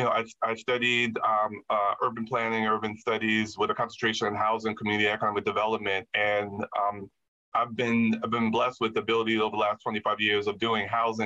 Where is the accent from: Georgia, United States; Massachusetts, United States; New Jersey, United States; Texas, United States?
New Jersey, United States; Jersey City; born or raised there